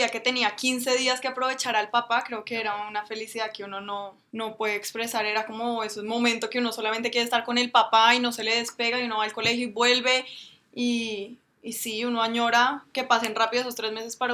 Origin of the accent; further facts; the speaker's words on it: Colombia; sentimos orgullosos de, los logros que hacen y, de las cosas que, nos, nos aportan día a día a nosotros como colombianos.